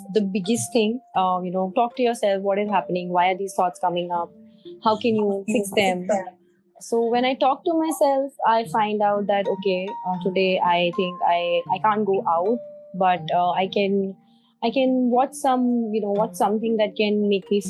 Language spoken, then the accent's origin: English; Mussoorie, Uttarakhand, India; moved away; I'm from Missouri. I've spent 22 years of my life in Missouri, which is a hill station in Uttarakhand.